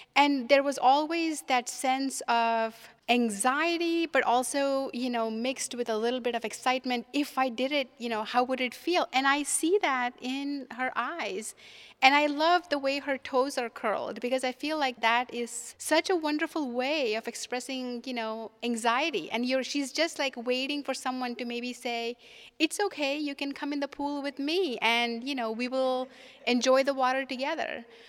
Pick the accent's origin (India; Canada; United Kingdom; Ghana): India; moved away as an adult; now in United States; I'm from India originally, and when I was growing up in India